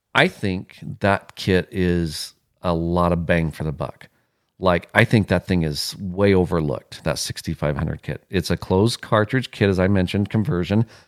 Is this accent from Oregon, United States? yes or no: no; Wyoming, United States; moved away; I'm from Wyoming